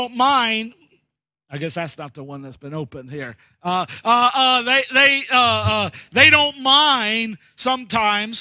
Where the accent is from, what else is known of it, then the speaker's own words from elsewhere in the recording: United States; moved away as an adult; also born or lived in Leicester, England; being an American